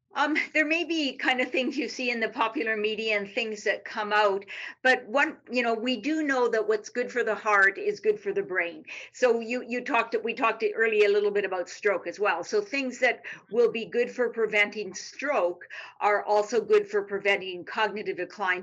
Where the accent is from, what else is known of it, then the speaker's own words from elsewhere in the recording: Canada; moved away as an adult; now in Texas, United States; I'm Canadian